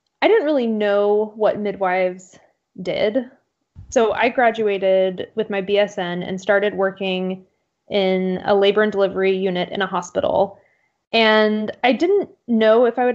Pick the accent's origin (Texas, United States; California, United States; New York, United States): Texas, United States; Central; moved away as an adult; also born or lived in Austin, Texas / Atlanta, Georgia; now in Portland, United States; I'm not originally from Portland. I've lived kind of all over, but I grew up in Central Texas